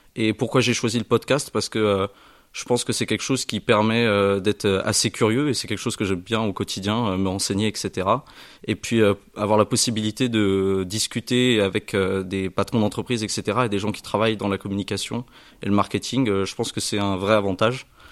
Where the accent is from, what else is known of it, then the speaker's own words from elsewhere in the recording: Saintes, Nouvelle-Aquitaine, France; now in Périgueux, France; Moi, je viens de Sainte, donc en Charente-Maritime, pas très loin de La Rochelle